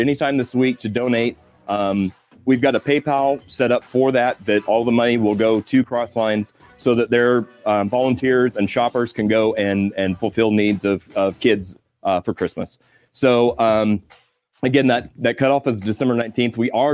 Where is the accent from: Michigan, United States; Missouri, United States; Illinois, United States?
Missouri, United States; I'm a hillbilly from Missouri.